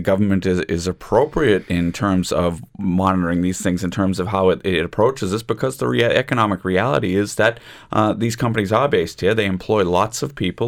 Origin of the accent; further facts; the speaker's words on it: United States; accent: American; now in Ireland; my American accent